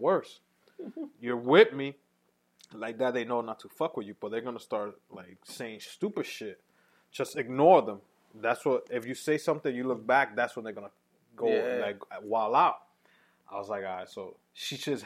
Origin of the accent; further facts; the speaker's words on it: New York City, New York, United States; I'm from Uptown